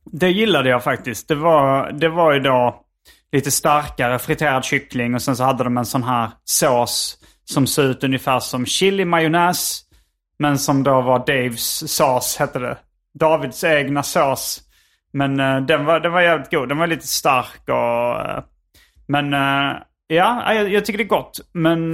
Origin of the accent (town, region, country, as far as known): Sweden; now in Los Angeles, United States